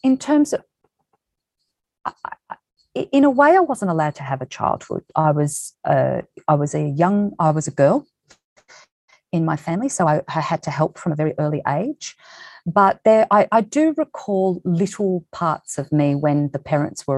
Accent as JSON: {"language": "English", "town": "Lilydale", "region": "Victoria", "country": "Australia", "tie": "born or raised there", "said": "I'm from Lilydale, Victoria, so Wurundjeri. I was born on Wurundjeri land. So Lilydale, Victoria."}